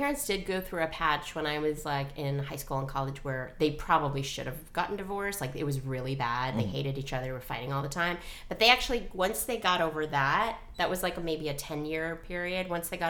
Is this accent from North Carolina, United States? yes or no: no; New York, United States; I grew up in New York.